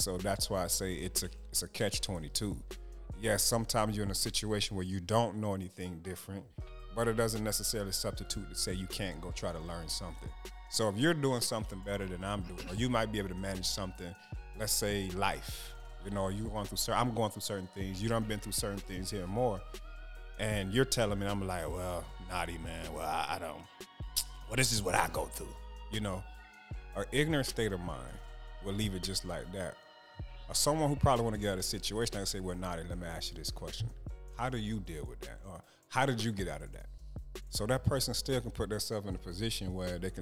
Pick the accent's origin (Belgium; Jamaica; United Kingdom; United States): Jamaica; I'm Jamaican